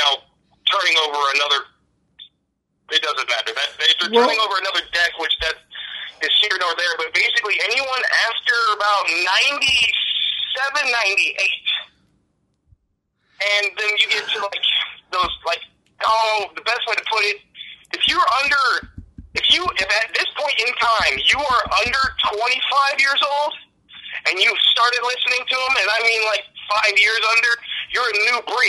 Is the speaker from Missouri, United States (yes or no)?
yes; Missouri, United States; I am from Missouri, which is about 45 minutes outside of Kansas City.